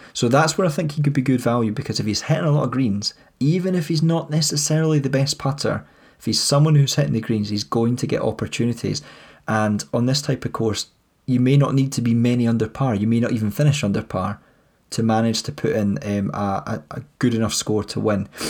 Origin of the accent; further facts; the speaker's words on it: Scotland, United Kingdom; we're Scottish